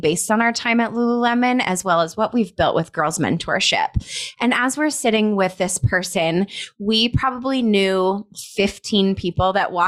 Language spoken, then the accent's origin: English; Colorado, United States; now in Scottsdale, United States; we're both from Colorado. We grew up probably 45 minutes away from one another